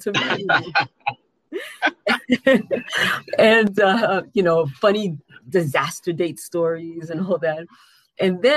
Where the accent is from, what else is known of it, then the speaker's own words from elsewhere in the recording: New York City, New York, United States; I am from Queens, New York